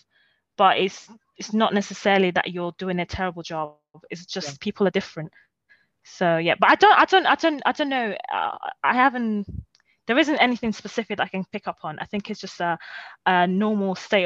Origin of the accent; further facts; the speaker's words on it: Rome, Lazio, Italy; also born or lived in Nigeria (ancestry); now in London, United Kingdom; I grew up for a large part of my formative years. I grew up in Rome.